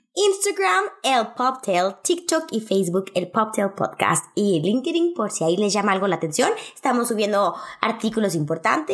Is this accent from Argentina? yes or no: no; Mexico